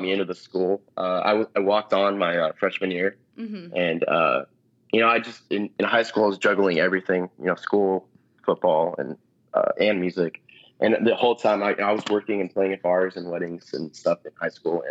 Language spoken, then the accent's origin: English; Solvang, California, United States; now in Los Angeles, United States; I grew up in Solvang, which is this little tiny Danish